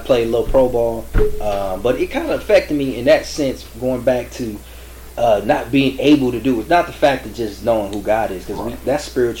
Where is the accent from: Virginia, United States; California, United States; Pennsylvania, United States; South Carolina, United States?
California, United States; Gardena; out of L.A. We grew up in Gardena.